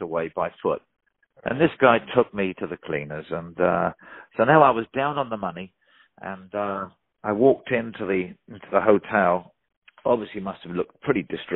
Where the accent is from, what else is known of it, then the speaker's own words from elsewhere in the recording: Portsmouth, South East England, United Kingdom; moved away as an adult; also born or lived in London; I'd very hardly left my hometown of Portsmouth